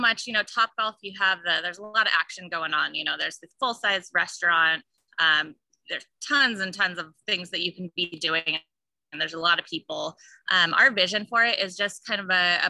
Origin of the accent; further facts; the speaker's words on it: Coeur d'Alene, Idaho, United States; I was born and raised here in Coeur d'Alene